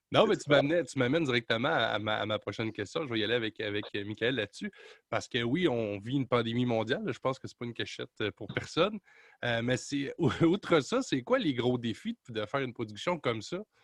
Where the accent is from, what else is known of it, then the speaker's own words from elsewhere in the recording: Quebec, Canada; chez nous au Québec